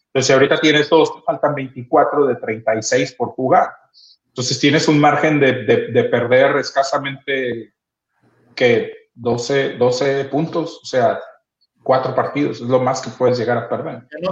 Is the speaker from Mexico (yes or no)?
yes; Mexico; nosotros como mexicanos